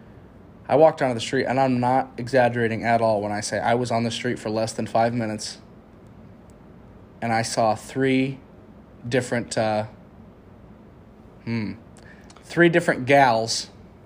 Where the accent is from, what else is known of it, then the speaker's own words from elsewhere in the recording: Iowa, United States; us being from Iowa, you know, and I've never been to Chicago either